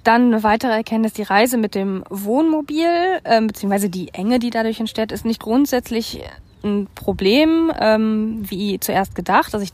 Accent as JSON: {"language": "German", "country": "Germany", "said": "dass meine Heimat einfach Deutschland ist und das ist vollkommen in Ordnung."}